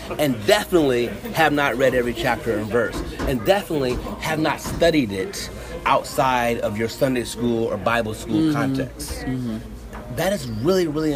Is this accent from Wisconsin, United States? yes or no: no; Toledo, Ohio, United States; my hometown, Toledo, Ohio